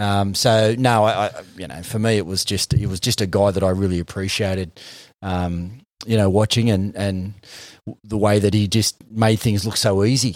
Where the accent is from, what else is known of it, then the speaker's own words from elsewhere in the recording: the Shire, New South Wales, Australia; I grew up in the Shire till I was twelve years old